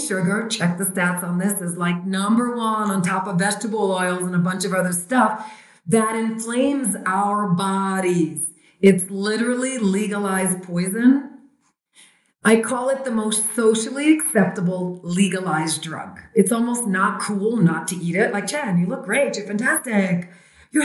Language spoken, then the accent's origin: English; New York City, New York, United States; born and raised in Brooklyn, New York